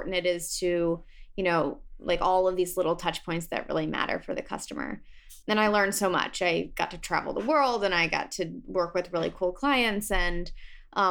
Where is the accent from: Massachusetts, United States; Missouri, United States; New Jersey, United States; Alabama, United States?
Missouri, United States; St. Louis; moved away as an adult; also born or lived in Cincinnati, Ohio / New York City; I'm originally from St. Louis, Missouri, good old Midwest. And I, you know, grew up always being creative.